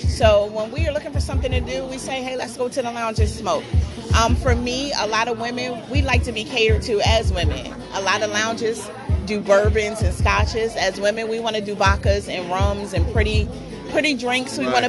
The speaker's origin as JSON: {"language": "English", "region": "Delaware", "country": "United States", "said": "from Delaware GTG."}